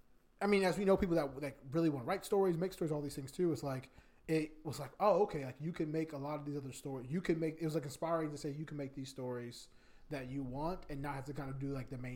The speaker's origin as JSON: {"language": "English", "region": "Virginia", "country": "United States", "said": "I'm from Virginia, but that's what Northern Virginia is for."}